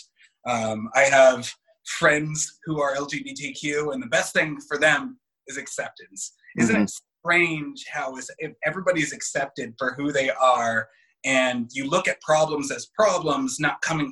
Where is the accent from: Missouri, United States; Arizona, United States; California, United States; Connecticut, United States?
California, United States; West Hollywood; I grew up in West Hollywood